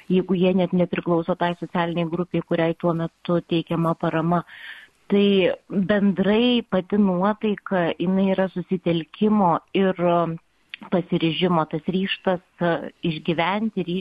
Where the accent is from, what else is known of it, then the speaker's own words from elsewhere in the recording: Lithuania; pasakęs, kad esu iš Lietuvos